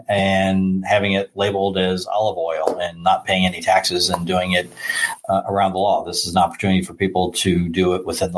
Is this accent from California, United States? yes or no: no; Northern Kentucky, United States; I come from Northern Kentucky